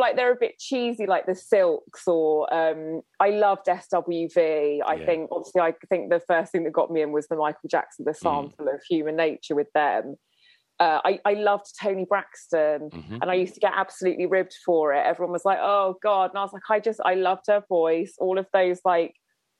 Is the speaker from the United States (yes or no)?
no; Winchester, South East England, United Kingdom; growing up in Winchester